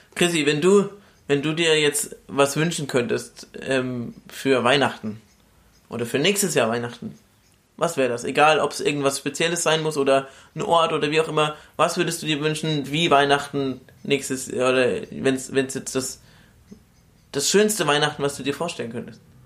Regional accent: Bamberg, Bavaria, Germany; now in Cologne, Germany; aus meiner Heimat in Bamberg

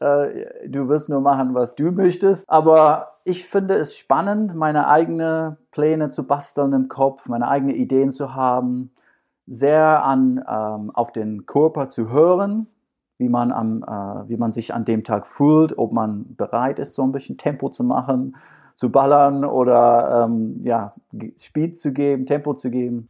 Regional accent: Scotland, United Kingdom; German is a second language; now in Düsseldorf, Germany; Als Schotte

